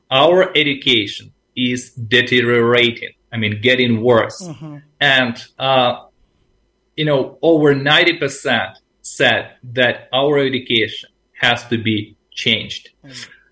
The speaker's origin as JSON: {"language": "English", "country": "Ukraine", "also_born_or_lived": "Asia", "said": "I am from the Ukraine"}